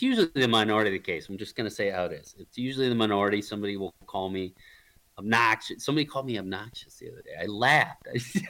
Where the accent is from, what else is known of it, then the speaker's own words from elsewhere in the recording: Michigan, United States; And where I grew up in Michigan, in all the states I hunted in between, Illinois, Kansas, Nebraska, Missouri, down the list.